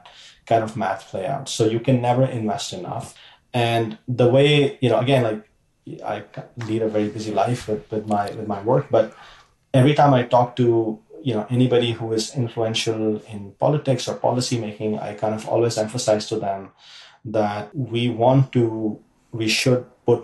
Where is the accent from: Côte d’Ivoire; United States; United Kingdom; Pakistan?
Pakistan; moved away as an adult; I grew up in Pakistan